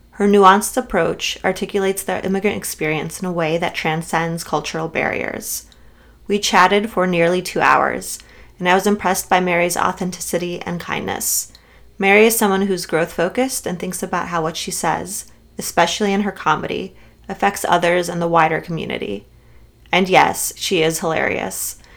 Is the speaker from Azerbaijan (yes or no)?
yes; Baku, Azerbaijan; moved away; I was born in Baku in Azerbaijan, and most of my family's from Artsakh.